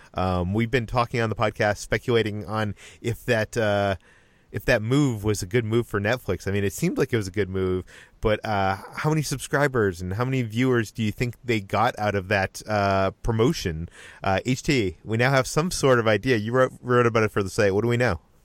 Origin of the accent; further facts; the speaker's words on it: Boston, Massachusetts, United States; I'm from Boston, so I can tell a bad Boston accent